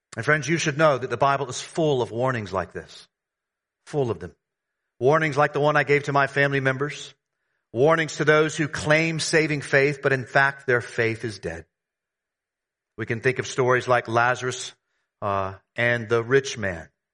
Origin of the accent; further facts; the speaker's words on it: the South, United States; moved away; I grew up in the South, in the United States.